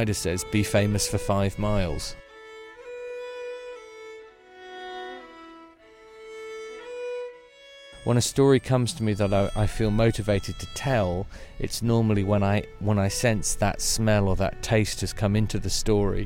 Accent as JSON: {"language": "English", "area": "Devon", "region": "South West England", "country": "United Kingdom", "said": "I come from Devon in the United Kingdom."}